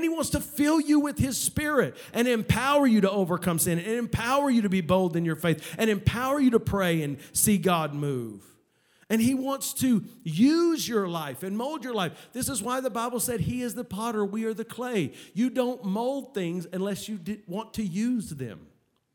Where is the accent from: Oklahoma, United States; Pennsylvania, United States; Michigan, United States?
Oklahoma, United States; moved away; I come from Oklahoma, the land of the trees.